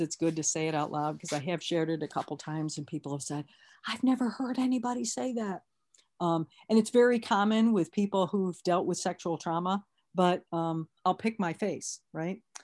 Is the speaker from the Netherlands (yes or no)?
no; Lansing, Michigan, United States; I'm from Lansing